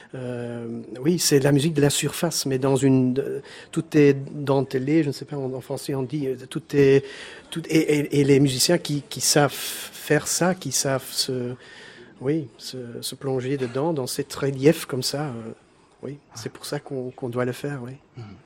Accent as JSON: {"language": "French", "country": "Belgium", "said": "je suis le, seul Belge dans, dans, le groupe."}